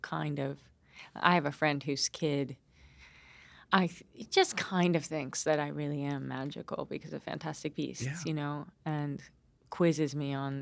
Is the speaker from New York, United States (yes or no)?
yes; upstate New York, United States; also born or lived in London, United Kingdom; I lived here since I was 15